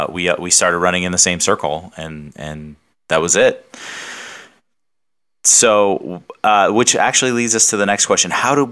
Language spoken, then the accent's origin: English; Southern California, United States; now in Phoenix, United States; Grew up in Southern California.